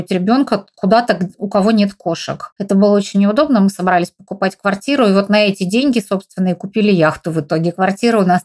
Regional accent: Novosibirsk, Novosibirsk Oblast, Russia; now in Altai Republic, Russia; У нас, наоборот, были деньги на квартиру, потому что в родном городе Новосибирске у нас своей квартиры не было. А вот в Горном Алтае мы построили дом, из которого сейчас мы и разговариваем, собственно.

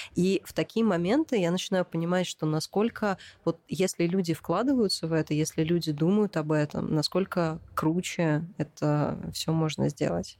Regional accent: Moscow, Russia; Как коренная москвичка

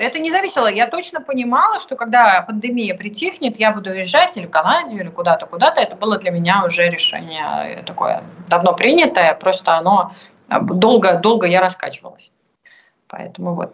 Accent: Russia; moved away as an adult; also born or lived in Moscow; now in France; я всегда буду русской для всех

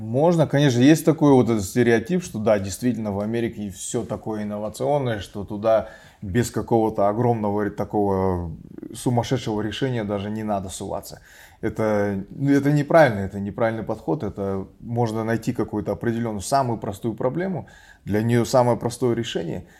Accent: Kazakhstan; moved away; я казах

